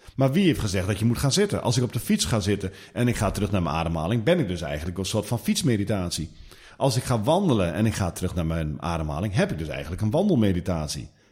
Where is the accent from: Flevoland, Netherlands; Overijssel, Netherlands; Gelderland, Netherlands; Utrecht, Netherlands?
Overijssel, Netherlands; Twente; accent: Twentse tongval; ik kom uit Twente.